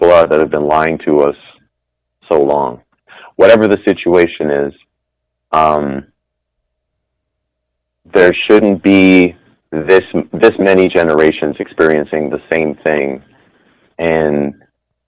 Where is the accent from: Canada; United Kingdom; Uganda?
Canada; We're so Canadian